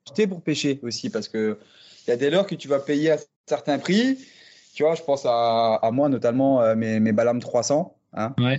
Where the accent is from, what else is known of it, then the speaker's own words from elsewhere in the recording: near the Luxembourg border, Grand Est, France; je viens du nord-est de la France, euh, côté euh, frontière luxembourgeoise, pêcheur passionné depuis euh, la poussette, hein. j'ai grandi au bord de l'eau clairement